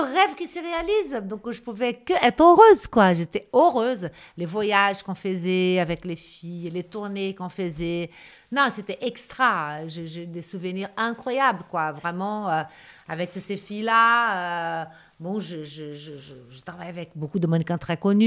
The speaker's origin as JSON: {"language": "French", "region": "Rio de Janeiro", "country": "Brazil", "tie": "born or raised there", "also_born_or_lived": "Spain", "second_language": "French", "moved": "as an adult", "lives_now": "Paris, France", "said": "j'ai grandi au Brésil. Je, je restais au Brésil jusqu'à l'âge de 21 ans"}